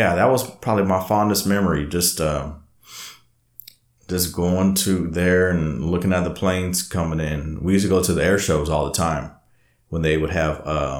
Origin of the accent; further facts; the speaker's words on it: Alvin, Texas, United States; now in Austin, United States; I mean, I'll tell everybody, I'm from Alvin originally, but hey, Austin's home, man.